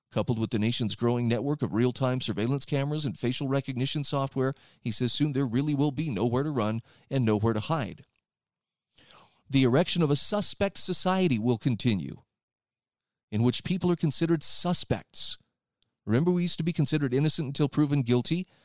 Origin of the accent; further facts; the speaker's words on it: Utah, United States; where I live in, in my home state of Utah